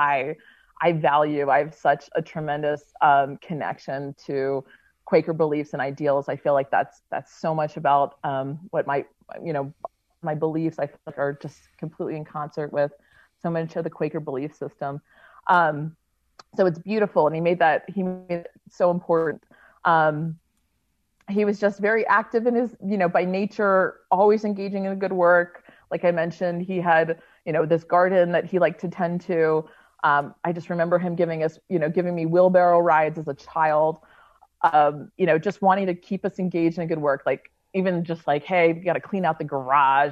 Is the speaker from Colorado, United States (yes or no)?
no; Maryland, United States; now in Utah, United States; growing up in Maryland